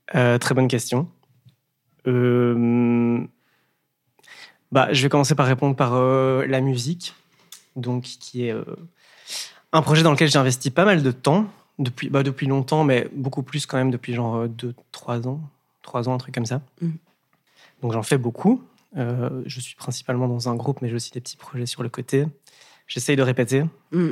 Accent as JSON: {"language": "French", "region": "Wallonia", "country": "Belgium", "tie": "born or raised there", "also_born_or_lived": "Breda / Dublin", "said": "je viens du Brabant à d'un petit village. j'ai ouais, j'ai grandi"}